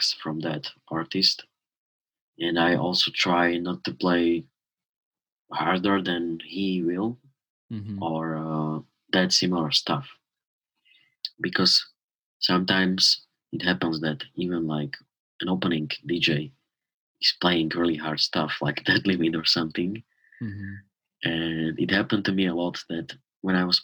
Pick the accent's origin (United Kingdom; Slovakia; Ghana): Slovakia; born or raised there